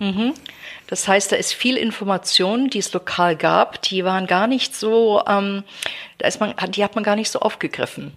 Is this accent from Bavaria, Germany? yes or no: no; Baden-Baden, Baden-Württemberg, Germany; moved away as an adult; also born or lived in St Andrews, Scotland / Berkeley; now in London, United Kingdom; ich komme aus Baden-Baden, bin in Baden-Baden groß geworden